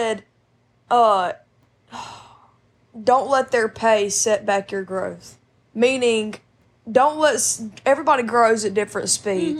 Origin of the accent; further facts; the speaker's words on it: Mississippi, United States; also born or lived in Alabama; I was born in Mississippi. And I moved back and forth from here to Alabama my whole childhood